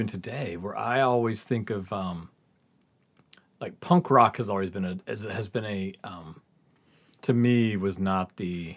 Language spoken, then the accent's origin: English; the South, United States; we're growing up in the South